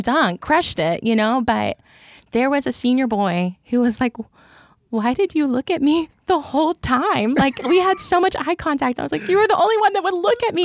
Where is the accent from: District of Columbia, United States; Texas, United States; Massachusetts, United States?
Texas, United States; Cleburne; accent: country; I grew up in Cleburne, Texas